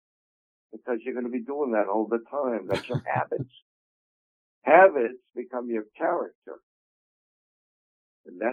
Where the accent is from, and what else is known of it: Quincy, Massachusetts, United States; born or raised there; also born or lived in Boston, Massachusetts